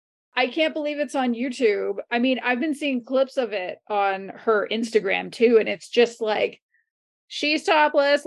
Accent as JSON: {"language": "English", "country": "Canada", "said": "I'm a Canadian"}